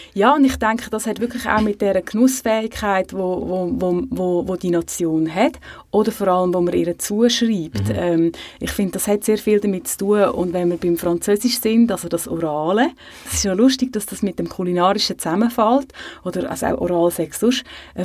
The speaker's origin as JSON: {"language": "German", "country": "Switzerland"}